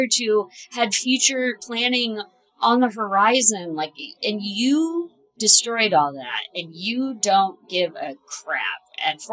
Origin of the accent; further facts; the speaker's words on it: Ohio, United States; I grew up in Ohio